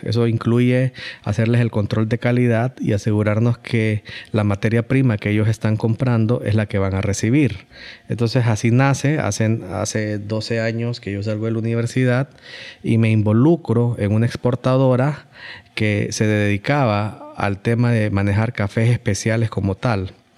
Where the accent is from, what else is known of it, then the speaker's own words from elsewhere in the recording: Honduras; como hondureños